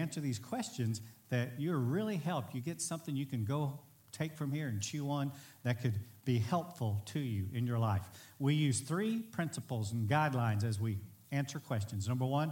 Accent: Bridge City, Texas, United States; my hometown's a small town, Bridge City, Texas, under 6,000 people

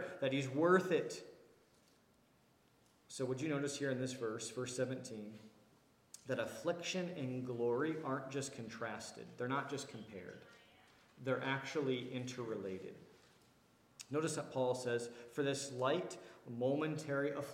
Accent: Washington, District of Columbia, United States; moved away; I come from the Washington, D.C. area where we spend a lot of money on how we look and how we dress

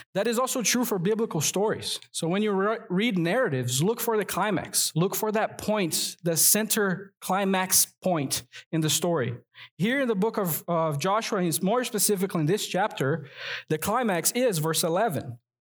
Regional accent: Rio de Janeiro, Brazil; now in North Carolina, United States; I'm from Brazil, and there it's a tropical country. And in the New Year's Day, we go to the beach to celebrate. And I grew up doing

